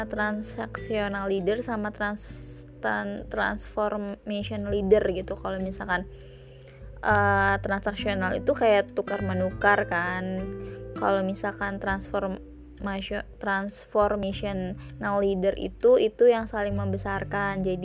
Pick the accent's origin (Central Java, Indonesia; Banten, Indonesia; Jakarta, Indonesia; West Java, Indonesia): Banten, Indonesia; Cilegon; aku bilang kalau aku dari Cilegon kak gitu terus kata beliau wah senang bisa ketemu seperbantenan gitu